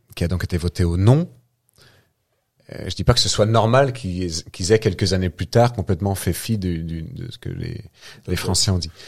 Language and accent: French; France; On est des Français qui vivent en France